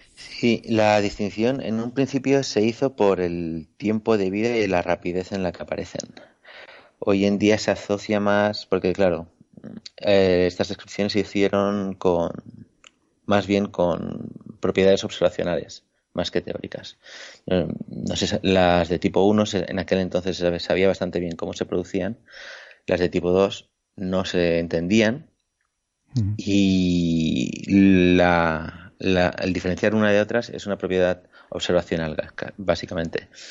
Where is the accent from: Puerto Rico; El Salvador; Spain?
Spain; Ibiza, Balearic Islands; moved away; also born or lived in La Laguna, Tenerife; soy de Ibiza